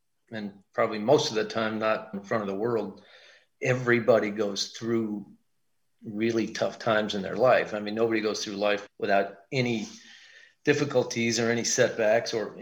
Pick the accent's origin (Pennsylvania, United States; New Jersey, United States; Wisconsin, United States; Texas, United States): Wisconsin, United States; Milwaukee; we're from Milwaukee.